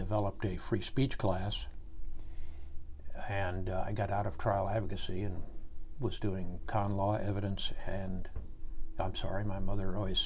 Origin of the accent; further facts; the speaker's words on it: St. Joseph, Missouri, United States; moved away as an adult; also born or lived in Washington, D.C.; I grew up in St. Joseph, Missouri